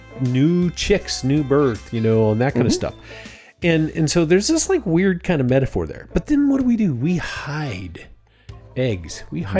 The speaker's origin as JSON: {"language": "English", "country": "United States", "said": "I'm an American"}